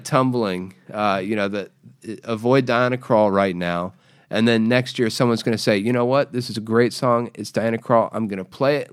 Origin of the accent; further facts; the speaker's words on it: Jacksonville, Florida, United States; I'm from Jacksonville.